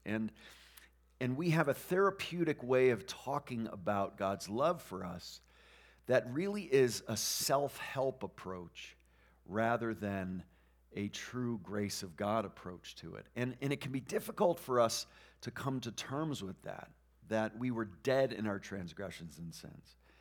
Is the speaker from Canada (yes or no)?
no; New England, United States; moved away; we grew up in New England where there are very few Christians